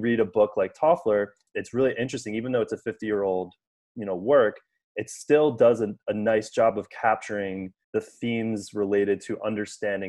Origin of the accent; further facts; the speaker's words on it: United States; growing up in the United States